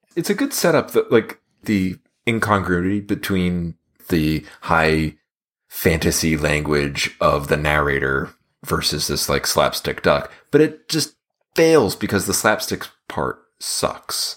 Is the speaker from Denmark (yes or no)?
no; United States; we're American